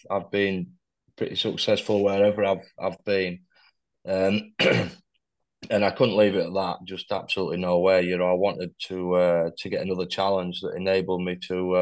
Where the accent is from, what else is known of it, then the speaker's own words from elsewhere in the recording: Pontefract, Yorkshire and the Humber, United Kingdom; also born or lived in Ackworth, West Yorkshire / Fitzwilliam; we ended up settling in Pontefract. So I spent a lot of time sort of as I was growing up in that area.